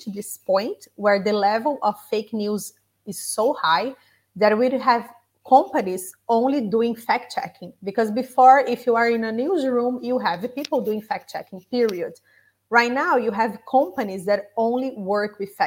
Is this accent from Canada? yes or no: no; Brazil; moved away; Brazil, my home country